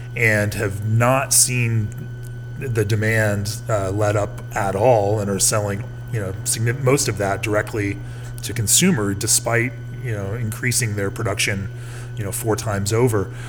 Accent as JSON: {"language": "English", "town": "Orlando", "region": "Florida", "country": "United States", "tie": "born or raised there", "said": "I was born and raised in Orlando"}